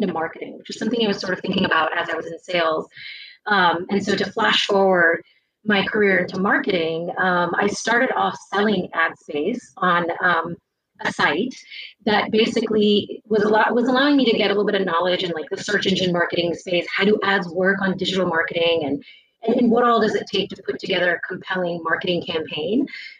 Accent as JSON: {"language": "English", "town": "Atlanta", "region": "Georgia", "country": "United States", "tie": "born or raised there", "said": "Born and raised in the States, actually, in the South. And, you know, I grew up in Atlanta, specifically in like the Johns Creek area. So a really prominent neighborhood"}